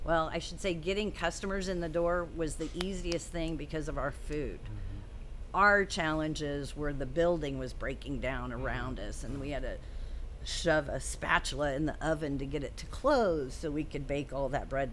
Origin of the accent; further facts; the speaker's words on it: Wichita, Kansas, United States; I grew up going to Wichita State men's basketball games in grade school when my parents were season ticket holders